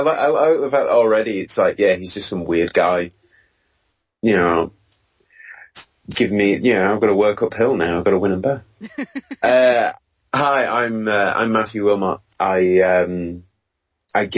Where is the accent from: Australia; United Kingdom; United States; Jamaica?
United Kingdom; England; I am actually from England.